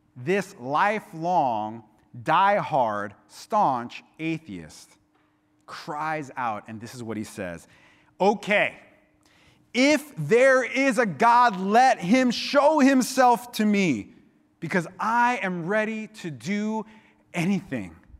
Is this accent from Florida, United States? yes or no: yes; Miami, Florida, United States; now in Santa Cruz, United States; I grew up in Miami